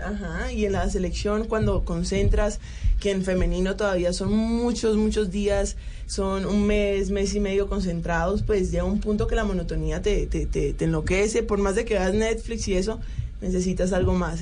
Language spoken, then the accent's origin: Spanish; Colombia; now in Turkey; yo soy colombiana